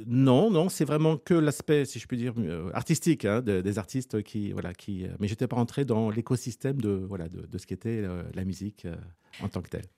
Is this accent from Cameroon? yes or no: no; Rouen, Normandy, France; je suis né sur Rouen, en Normandie